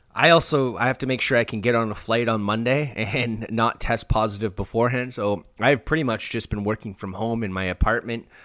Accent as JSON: {"language": "English", "country": "Canada", "said": "being Canadian"}